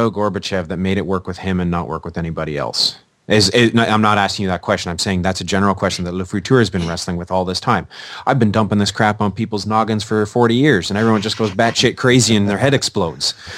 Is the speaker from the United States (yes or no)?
no; Canada; I'm Canadian, so I speak it